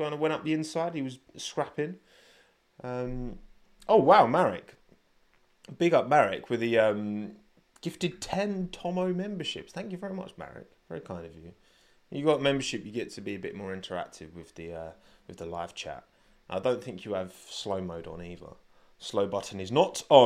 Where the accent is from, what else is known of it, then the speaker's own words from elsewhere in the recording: United Kingdom; I am British